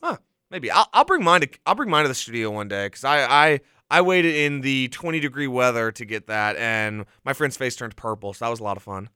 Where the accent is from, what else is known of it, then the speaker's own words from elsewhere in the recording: Mobile, Alabama, United States; moved away as an adult; now in Auburn, United States; I'm from Mobile